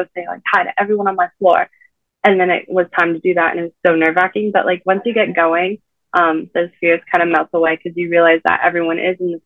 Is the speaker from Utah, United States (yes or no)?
no; San Diego, California, United States; moved away as an adult; now in Indiana, United States; I'm from San Diego